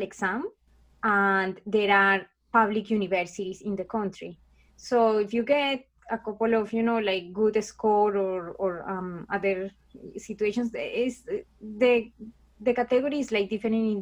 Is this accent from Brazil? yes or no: no; Colombia; English is a second language; moved away as an adult; now in Canada; I am actually from Colombia. So I'm from South America. And I was born in a kind of like a, you know, it's a very affected country.